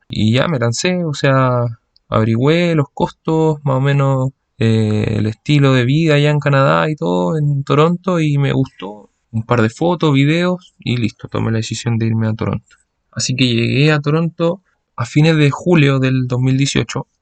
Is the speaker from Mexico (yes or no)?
no; Santiago, Santiago Metropolitan Region, Chile; moved away; yo soy de Santiago, me moví en metro gran parte de mi vida